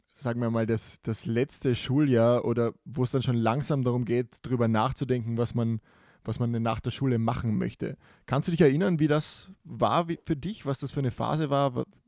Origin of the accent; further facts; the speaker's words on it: Carinthia, Austria; bei uns in Kärnten